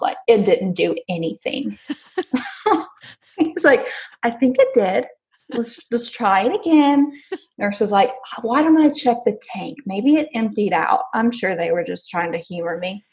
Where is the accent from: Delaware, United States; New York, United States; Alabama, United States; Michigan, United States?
Alabama, United States; I'm from Alabama